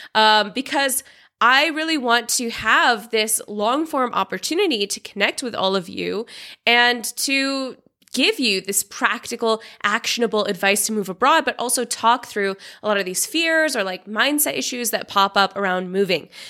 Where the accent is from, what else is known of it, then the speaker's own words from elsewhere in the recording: Seattle, Washington, United States; moved away as an adult; also born or lived in China / Vietnam / Tanzania / Australia; now in Georgia; I'm originally from Seattle in the U S, but I've lived in China, Vietnam, Tanzania, Australia, and now I live in Georgia, the country, not the state